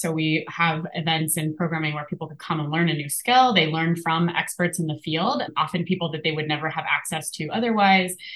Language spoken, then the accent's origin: English; Appalachia, United States; moved away; also born or lived in St. Louis; I grew up in Appalachia